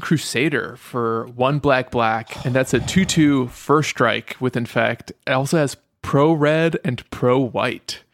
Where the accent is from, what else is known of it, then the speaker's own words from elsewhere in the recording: United States; also born or lived in Europe; Even though I'm an American, I was born in Europe